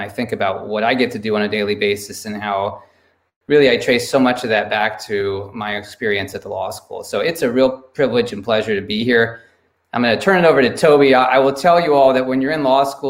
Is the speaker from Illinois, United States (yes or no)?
no; Gilroy, California, United States; moved away as an adult; also born or lived in Washington; I grew up here in California in a town called Gilroy, garlic capital of the world